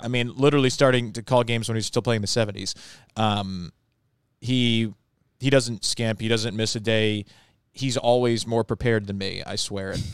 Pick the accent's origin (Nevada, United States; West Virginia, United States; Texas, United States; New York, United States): New York, United States; Long Island; now in Baltimore, United States; I'm from Long Island and lived in New York